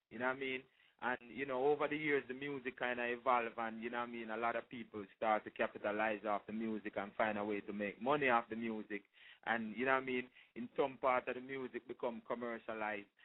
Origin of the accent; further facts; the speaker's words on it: Kingston, St. Andrew, Jamaica; Well, I'm from Jamaica. You know what I mean? I was born in Kingston, Jamaica, in St. Andrew, Jamaica, and um, I started singing like real early from a real tender age